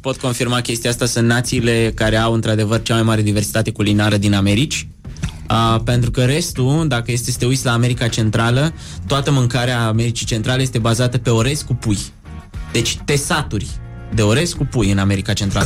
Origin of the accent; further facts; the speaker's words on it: Romania; Din România